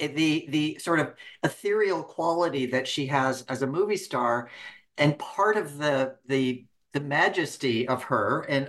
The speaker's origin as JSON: {"language": "English", "town": "Reading", "country": "United States", "tie": "born or raised there", "said": "as a 10-year-old kid at the Cascade Theater in my hometown of Reading, watching Taming of the Shrew"}